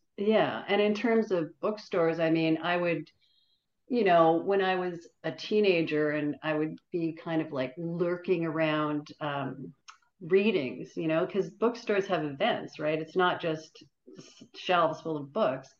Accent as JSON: {"language": "English", "town": "Toronto", "region": "Ontario", "country": "Canada", "tie": "born or raised there", "said": "we grew up in North York, and at the North York Public Library"}